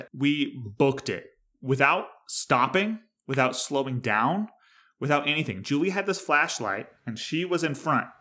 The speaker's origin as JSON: {"language": "English", "region": "New York", "country": "United States", "said": "I'm a New Yorker in the state sense of it"}